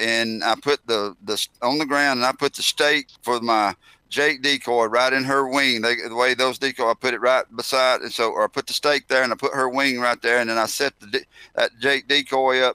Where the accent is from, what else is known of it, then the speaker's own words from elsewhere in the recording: Heflin, Alabama, United States; I grew up in Alabama